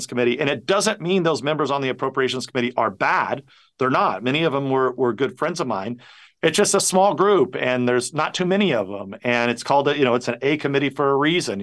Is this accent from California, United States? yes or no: yes; California, United States; We're both from California and we're neighbors